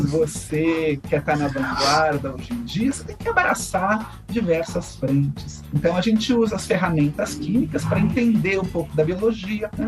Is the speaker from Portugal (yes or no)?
no; São Paulo, Brazil; Eu sou da cidade de São Paulo, nascido e criado em São Paulo